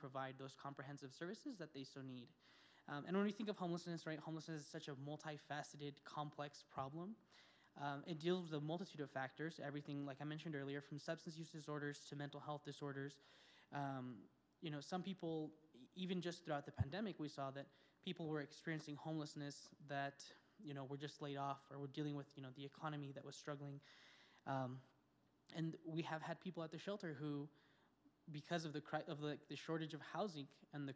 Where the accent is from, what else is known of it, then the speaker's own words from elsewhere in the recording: Española, New Mexico, United States; I was born and raised in the Espanola Valley